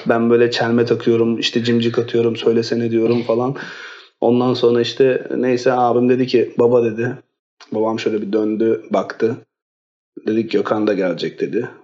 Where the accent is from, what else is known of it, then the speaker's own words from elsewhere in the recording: Istanbul, Turkey; also born or lived in Bursa / London; 1986'da İstanbul'da doğdum. Ee, lise hayatımı İstanbul'da bitirdikten sonra